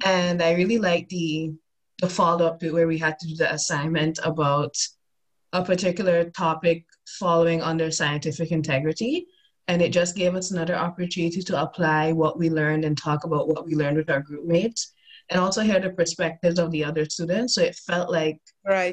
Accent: Sint Maarten; moved away as an adult; also born or lived in Toronto, Canada; now in Utrecht, Netherlands; so originally i'm from a tiny dutch antillean island by the name of st martin

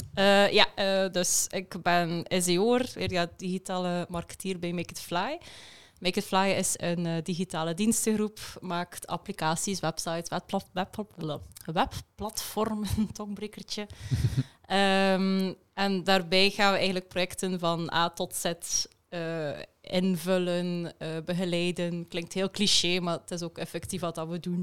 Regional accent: West Flanders, Belgium; accent: West Flemish; West-Vlaams zal ik alvast ook eh, meegeven. Mijn vlaamse tongval zit er wel tussen

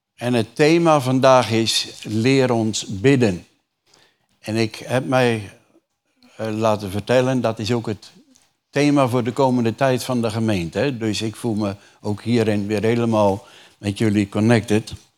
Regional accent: Urk, Flevoland, Netherlands; Ik kom uit een reformatorisch dorp. Jullie weten, ik kom van Urk, niet ver van hier.

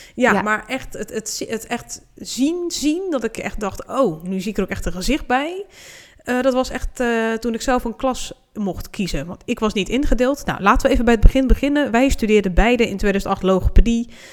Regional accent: Hoeksche Waard, South Holland, Netherlands; dat ik uit Rotterdam kwam, zei ik maar, omdat ik zei, nou, niemand weet waar de Hoekse Waard ligt

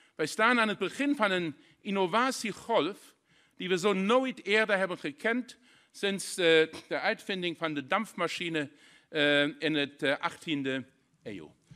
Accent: Saarlouis, Saarland, Germany; Dutch is a second language; Ik kom persoonlijk uit de grensstreek in Zaland

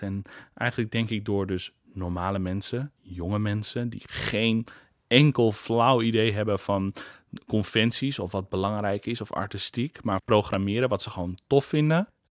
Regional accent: Kollum, Friesland, Netherlands; moved away; Ik kom uit Friesland, uit Kolm

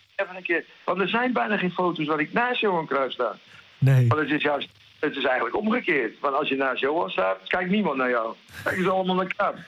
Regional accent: Groningen, Netherlands; accent: Gronings; now in Spain

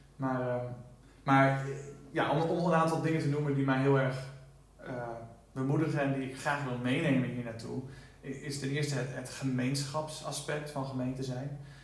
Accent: Netherlands; now in United States; als Nederlander

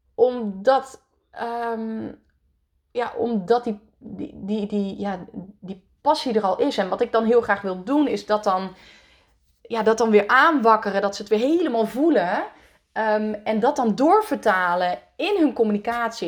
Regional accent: Netherlands; born or raised there; also born or lived in France

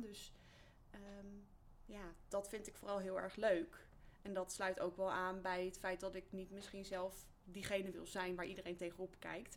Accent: Betuwe, Gelderland, Netherlands; Ik kom uit de Betuwe, uit een eh, nou ja, niet noemenswaardig klein dorpje.

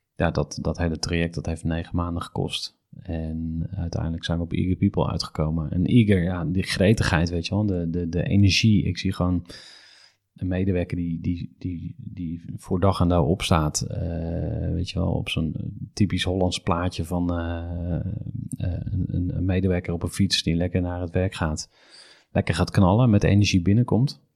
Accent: Utrecht, Netherlands; ik kom uit Utrecht

